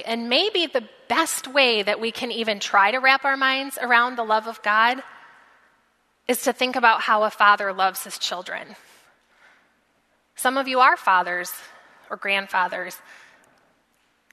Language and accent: English; United States; as American Christians